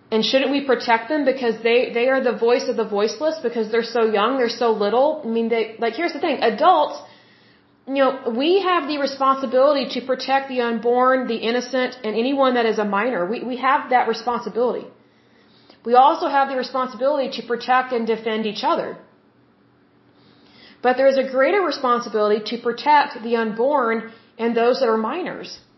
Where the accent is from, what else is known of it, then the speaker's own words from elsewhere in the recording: Oklahoma, United States; I'm from Oklahoma, which is the Bible Belt.